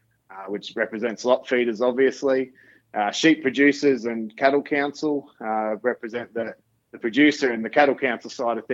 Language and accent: English; Charters Towers, Queensland, Australia; I grew up in Charters Towns